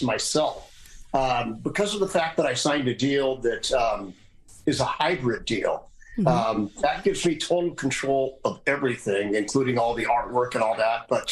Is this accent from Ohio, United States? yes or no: no; Seattle, Washington, United States; also born or lived in North Dakota; I was born in North Dakota, moved to Seattle when I was one